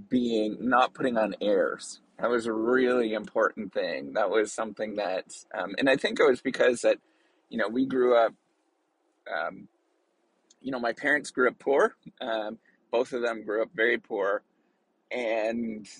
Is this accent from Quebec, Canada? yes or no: no; Northern Ontario, Canada; I'm Canadian. I was born and raised in actually real, real hardcore Canadian area. And we're sort of the Canadian of the Canadian part. Like Northern Ontario, you know, in a small little town.